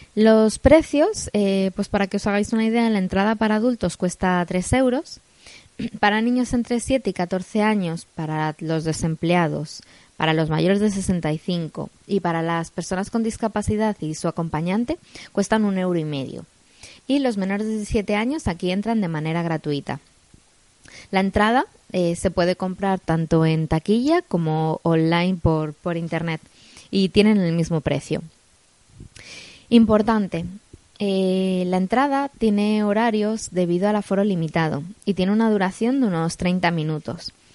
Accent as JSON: {"language": "Spanish", "town": "Madrid", "region": "Community of Madrid", "country": "Spain", "moved": "yes", "said": "tanto José como yo somos de Madrid, eh, aunque ahora no, no, vivamos, no vivamos allí"}